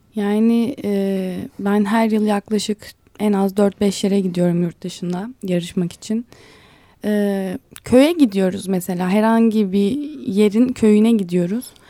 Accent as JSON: {"language": "Turkish", "region": "Ankara", "country": "Turkey", "also_born_or_lived": "Istanbul", "said": "Ankaralıyım ben. Ankara'da yaşıyorum."}